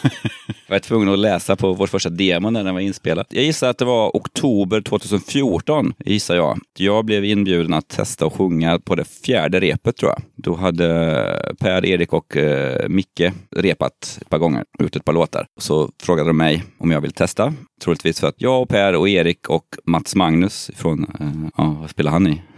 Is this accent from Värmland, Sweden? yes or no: yes; Kristinehamn, Värmland, Sweden; moved away; vi är från Kristinehamn båda två